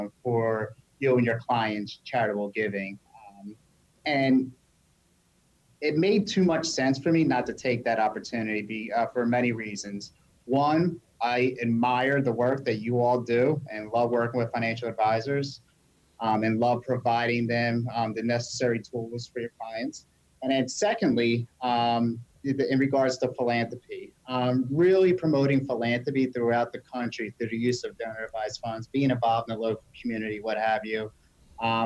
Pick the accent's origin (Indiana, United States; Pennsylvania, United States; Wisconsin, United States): Pennsylvania, United States; Delaware County; accent: Delaware Valley; I'm from Delaware County